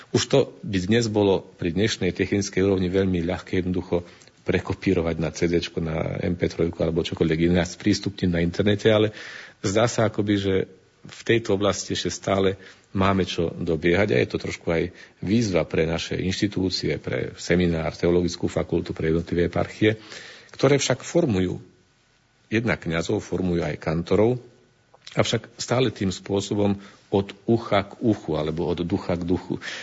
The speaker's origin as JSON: {"language": "Slovak", "country": "Slovakia", "tie": "born or raised there", "also_born_or_lived": "Italy", "moved": "as an adult", "said": "keď som pred 27 rokmi už odchádzal zo Slovenska, keď som vyrástol ešte v tajšom Československu"}